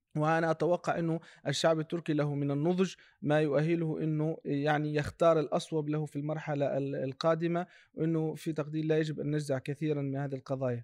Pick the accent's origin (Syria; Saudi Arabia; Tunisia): Tunisia; نحن كتونسيين